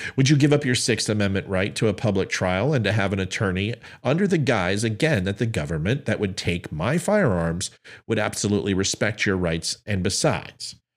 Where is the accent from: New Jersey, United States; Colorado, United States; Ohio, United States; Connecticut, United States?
Colorado, United States; Aurora; moved away; also born or lived in El Paso, Texas; I'm from Aurora, Colorado